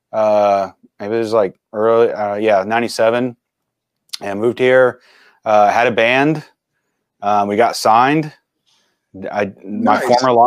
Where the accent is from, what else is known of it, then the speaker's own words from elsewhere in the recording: Tampa, Florida, United States; now in Nashville, United States; I'm a Tampa boy